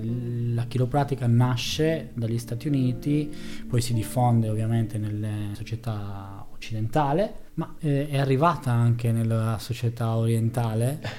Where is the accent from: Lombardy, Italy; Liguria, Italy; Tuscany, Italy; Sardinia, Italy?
Sardinia, Italy; da sardo